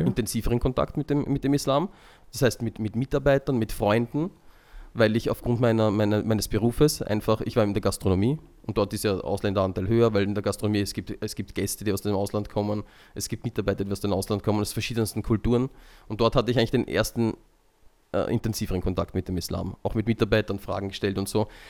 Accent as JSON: {"language": "German", "region": "Vienna", "country": "Austria", "tie": "born or raised there", "said": "ich bin halt in Wien geboren und aufgewachsen"}